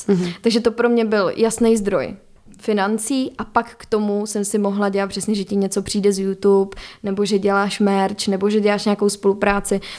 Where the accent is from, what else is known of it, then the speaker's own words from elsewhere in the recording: Czechia; u nás, jako Češi